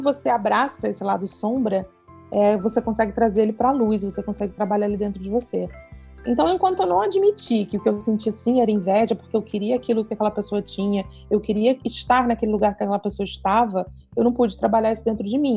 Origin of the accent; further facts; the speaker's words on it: Rio de Janeiro, Brazil; now in Petrópolis, Brazil; sou carioca, moro em Petrópolis